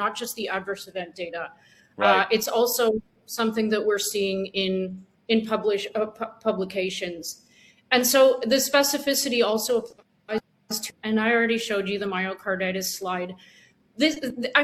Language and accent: English; Canada; I'm Canadian and I have some connections with Canadian people and groups.